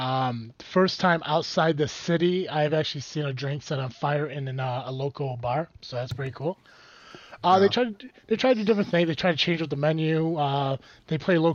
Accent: Pierrotown, Illinois, United States; opened up in my hometown. If you ever feel the need to wander through Pierrotown, Illinois

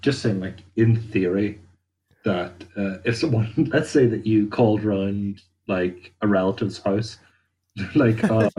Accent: Northern Ireland, United Kingdom; like, I'm from Ireland, so it's kind of like anywhere that I would be drinking, it wouldn't be preposterous to get a taxi back.

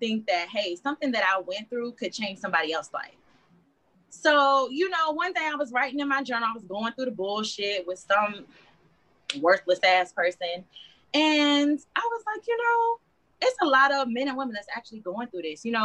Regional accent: Texas, United States; moved away as an adult; now in Colorado Springs, United States; I'm from Texas. I'm in the military, so I'm stationed here

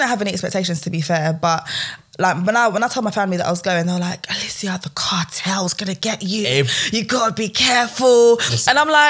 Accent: Croydon, London, United Kingdom; I'm from Croydon.

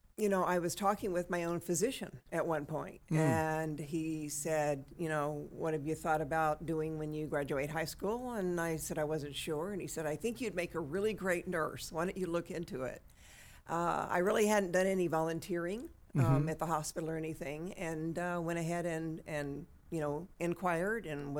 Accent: Texas, United States; now in Bakersfield, United States; Well, I guess you could say I'm a Valley girl.

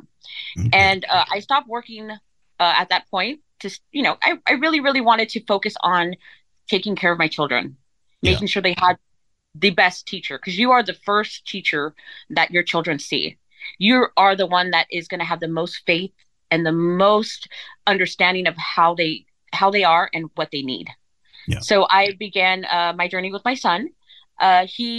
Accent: California, United States; I'm from Sheldon, California. I grew up in California. I'm a Cali girl, a Valley girl

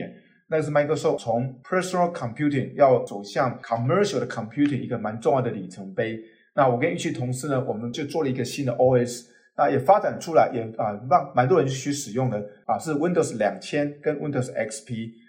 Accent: southern Taiwan, Taiwan; also born or lived in Taipei; 那我自己是啊台湾南部长大。那后来高中跟大学就在台北念书。

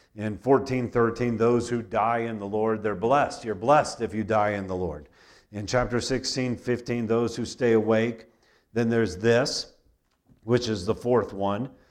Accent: United States; I grew up in America

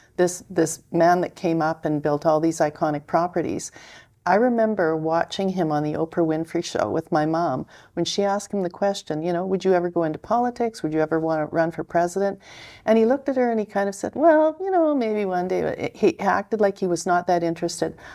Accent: Canada; I'm a Canadian, so I'm observing this from, in Canada

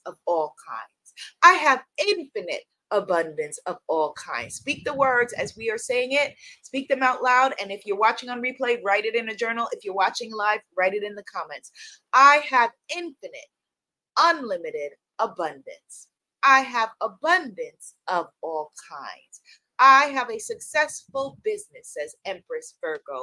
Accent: New York, United States; I live in New York. I'm a New Yorker

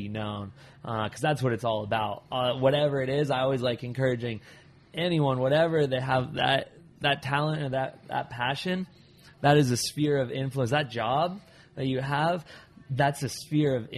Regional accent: Arizona, United States; still in Arizona, so born and raised in Arizona, so still in Arizona

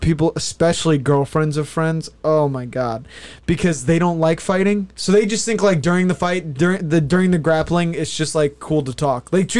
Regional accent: United States; Unabashedly an American... I am American.

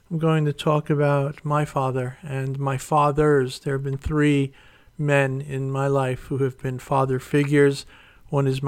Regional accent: New York City, New York, United States; Kathy comes from Connecticut. I came from New York City. We met in Florida, and and now we're here.

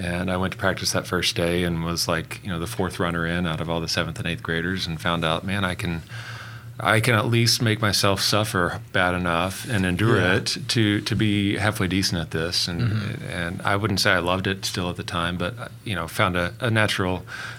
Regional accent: Edmond, Oklahoma, United States; also born or lived in Arkansas; we're local here from Oklahoma. I was born and raised here. Graduated Edmond Memorial High School, and then went off to the University of Arkansas. Stayed there for a few years, and then crossed state lines back again in 2005, and have been back in Edmond ever since.

